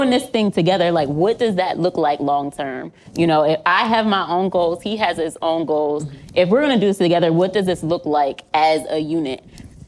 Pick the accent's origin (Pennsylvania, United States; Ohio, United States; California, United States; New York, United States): Pennsylvania, United States; now in Connecticut, United States; I'm from Pennsylvania